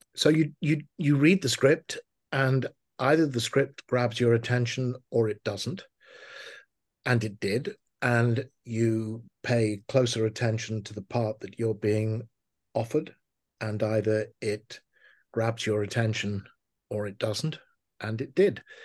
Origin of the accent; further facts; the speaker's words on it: Liverpool, North West England, United Kingdom; I was, uh, born and raised in Liverpool